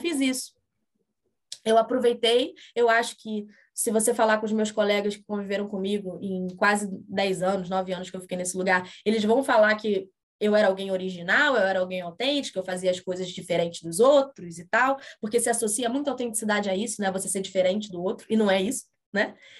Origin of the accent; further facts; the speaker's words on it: Rio de Janeiro, Brazil; Eu sou do Rio de Janeiro